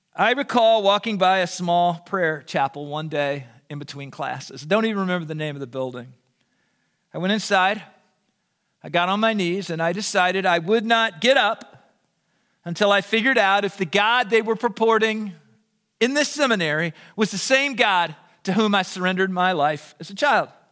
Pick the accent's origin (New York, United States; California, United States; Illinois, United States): Illinois, United States; Southern; I was raised in the Southern Illinois incarnation of the Jesus Revolution